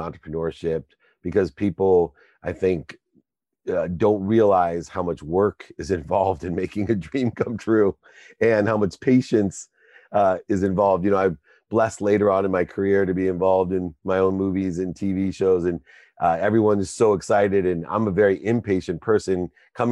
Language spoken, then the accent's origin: English; Akron, Ohio, United States; I'm from Akron, Ohio